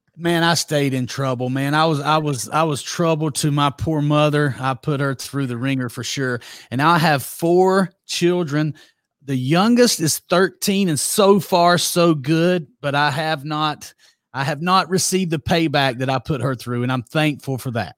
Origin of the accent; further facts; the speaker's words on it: Douglas, Georgia, United States; accent: Southern; also born or lived in Broxton, Georgia; born and reared in Douglas, Georgia